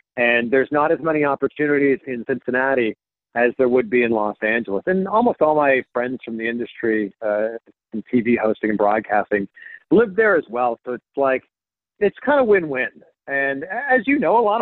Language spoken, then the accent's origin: English; Pickering, Ontario, Canada; moved away as an adult; also born or lived in Cleveland, Ohio / Miami; now in Ohio, United States; So I'm a Canadian, born and raised, like I said, just outside of Toronto. I'm from a town called Pickering, Ontario